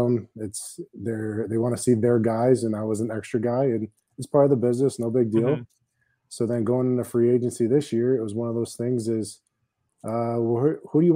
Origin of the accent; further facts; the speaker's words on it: outside of Cooperstown, upstate New York, United States; I grew up outside of Cooperstown in upstate New York